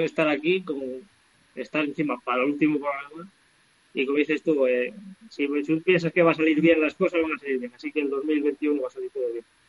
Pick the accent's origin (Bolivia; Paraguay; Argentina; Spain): Spain; Valseco, Castile and León; also born or lived in La Cueta, Babia, León; mi pueblo de toda la vida se llama Balseto, que es un pueblecín que está a 45 minutos de aquí, que pertenece un Bierzo Alto